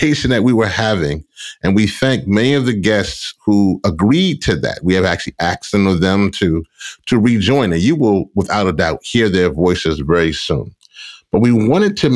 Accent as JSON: {"language": "English", "region": "Louisiana", "country": "United States", "tie": "born or raised there", "said": "my home area, my home state in Louisiana, in the Gulf Coast"}